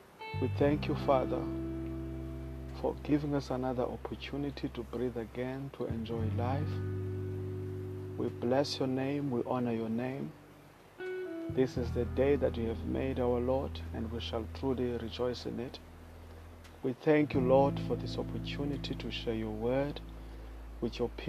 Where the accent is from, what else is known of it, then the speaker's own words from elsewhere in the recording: South Africa; I am Latter-day Preacher. I come all the way from South Africa.